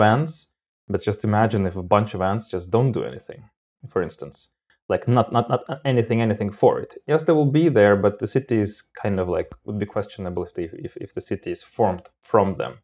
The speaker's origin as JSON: {"language": "English", "country": "Moldova", "also_born_or_lived": "Armenia (ancestry)", "moved": "as an adult", "lives_now": "Sweden", "said": "I'm originally not from Sweden. I'm from Moldova with basic roots from all sorts of places."}